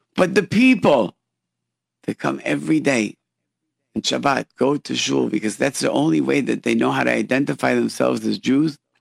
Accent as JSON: {"language": "English", "town": "Rochester", "region": "New York", "country": "United States", "tie": "born or raised there", "said": "we grew up in Rochester, which is an hour away from Niagara Falls"}